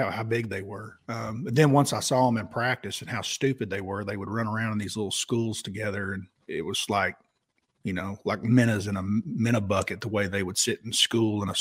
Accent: Oklahoma, United States; I was from Oklahoma.

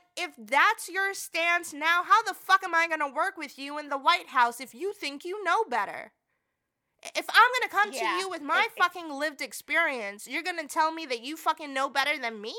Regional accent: New York, United States; I come from New York.

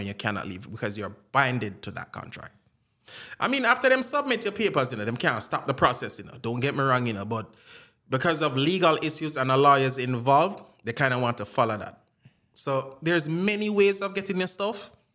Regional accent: Jamaica; accent: Jamaican; also born or lived in Florida; now in California, United States; I have my Jamaican accent and I do use it

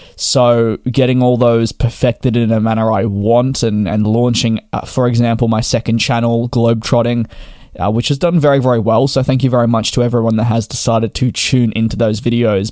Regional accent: Australia; me being Australian

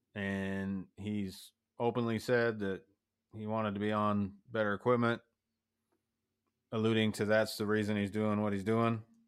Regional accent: United States; as an American

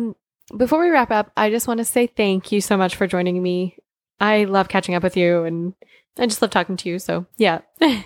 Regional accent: Canada

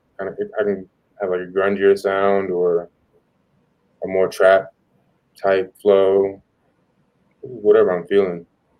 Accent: Jacksonville, Florida, United States; I'm from Jacksonville, Florida.

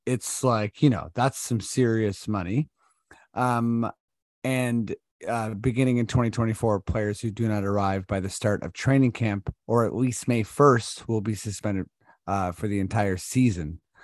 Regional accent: Toronto, Ontario, Canada; we're from Toronto

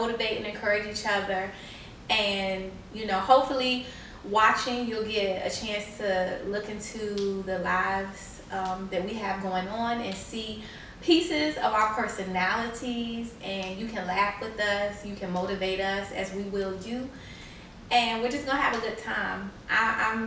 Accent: Newport News, Virginia, United States; also born or lived in Detroit, Michigan; I live in Newport News. I work in Newport News. I graduated high school in Newport News. So I've been here for a little while

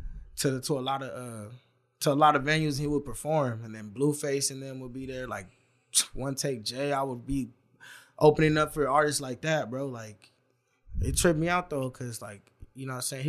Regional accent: Los Angeles, California, United States; also born or lived in Chicago; I was born in Chicago, but I grew up in San Pedro, like LA baby

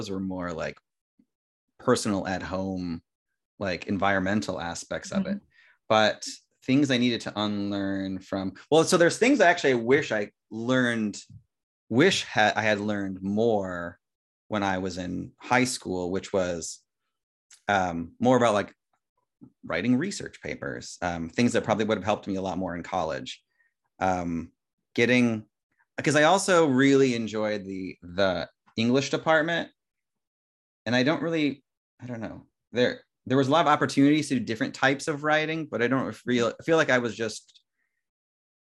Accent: Indiana, United States; moved away as an adult; now in East Coast, United States; I went to a public school in Indiana

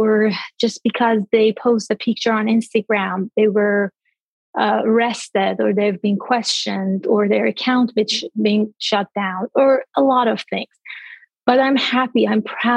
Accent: by the Caspian Sea, northern Iran, Iran; moved away as an adult; also born or lived in India / Nepal; my hometown, which is the north part of Iran by the Caspian Sea on the beach

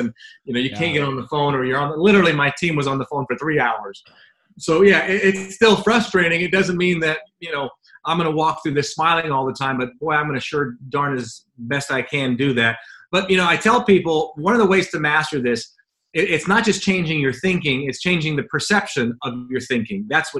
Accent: Jamaica; now in United States; I was born and raised in Jamaica.

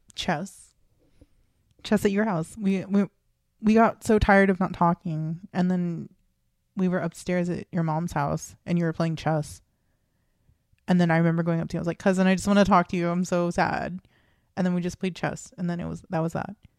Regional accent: United States; growing up in America

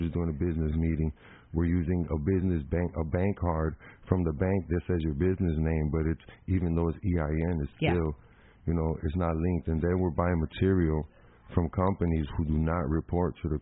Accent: Chicago, Illinois, United States; born in Chicago, Illinois

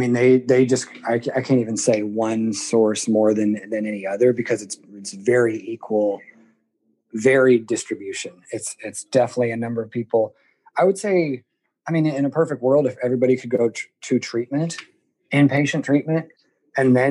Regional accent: Seattle, Washington, United States; I born and raised in Seattle, Washington, went to public schools all throughout the area

